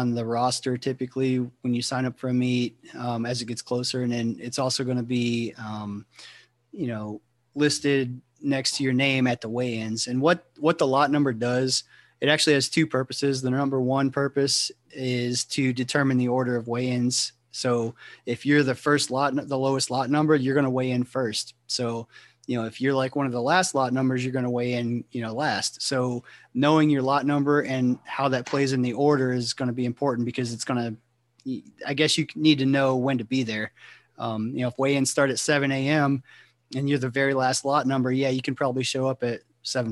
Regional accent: Ohio, United States; moved away; I'm from Ohio originally, and you know, when I was in high school

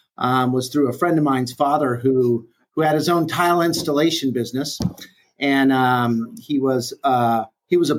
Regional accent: California, United States; moved away as an adult; also born or lived in Chicago, Illinois; now in Dallas, United States; born in Chicago. And then at 3 years old, decided to move, family decided to move out to California. And I was brought up in California and moved to Dallas in 1997.

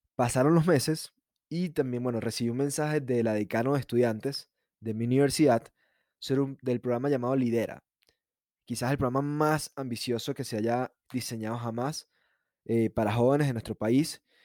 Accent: San Antonio de los Altos, Miranda, Venezuela; also born or lived in Caracas, Venezuela; nací en Caracas, pero viví en una ciudad llamada San Antonio de los Altos, que queda ubicada a 45 minutos de la capital. Crecí con una vida muy, muy tranquila

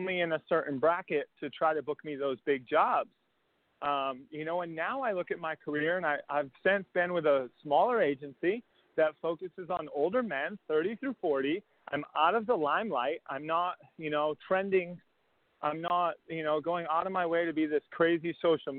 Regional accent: Massachusetts, United States; I'm from Massachusetts

